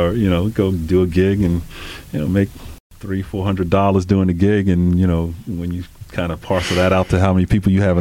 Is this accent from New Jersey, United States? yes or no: no; North Babylon, New York, United States; also born or lived in Queens, New York; We grew up in North Babylon, Long Island